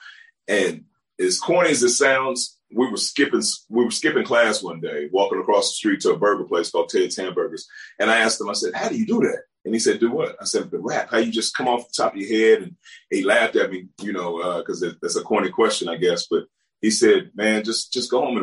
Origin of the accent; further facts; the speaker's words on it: Tulsa, Oklahoma, United States; I was raised in Tulsa, Oklahoma.